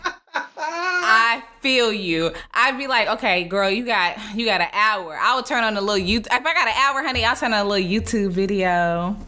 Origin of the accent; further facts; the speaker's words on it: Dallas, Texas, United States; moved away as an adult; also born or lived in San Francisco; now in Los Angeles, United States; I'm from Dallas, Texas.